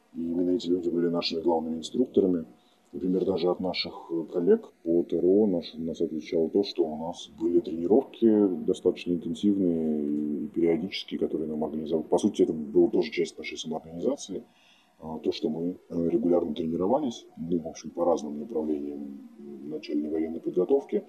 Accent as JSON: {"language": "Russian", "country": "Russia", "moved": "as an adult", "lives_now": "Ukraine", "said": "я как россиянин"}